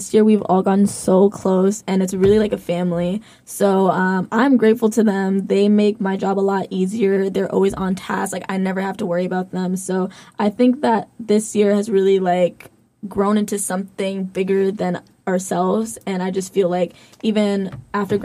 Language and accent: English; Boston, Massachusetts, United States; I'm from Boston, Massachusetts